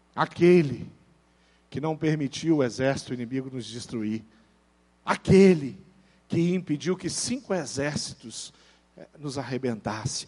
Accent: Brazil; Eu sou brasileiro, eu vivo no Brasil

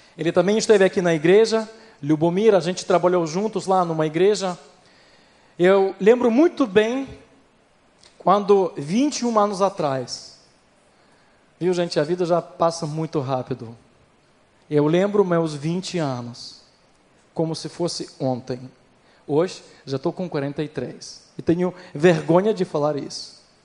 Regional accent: Ukraine; Portuguese is a second language; moved away as an adult; also born or lived in Recife, Brazil; eu sou da Ucrânia, nascido na Ucrânia, na verdade, nascido na União Soviética

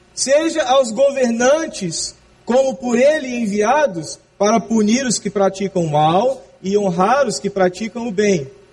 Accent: Brazil; no nosso país

